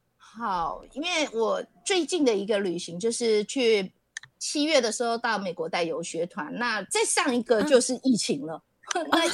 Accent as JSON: {"language": "Chinese", "region": "Taichung", "country": "Taiwan", "tie": "born or raised there", "said": "我是从小在都市台中市长大的人"}